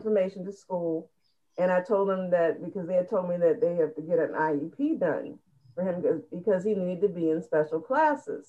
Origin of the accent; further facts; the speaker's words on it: Ohio, United States; in our area, I'm from Ohio.